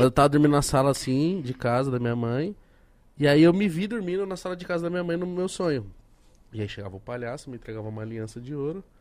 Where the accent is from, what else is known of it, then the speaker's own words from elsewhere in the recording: Osasco, São Paulo, Brazil; E eu tava, eu tava em Osasco, na minha quebrada, assim.